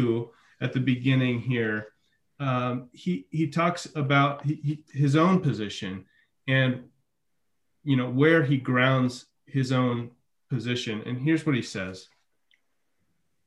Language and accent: English; Midwest, United States; moved away; I'm from the Midwest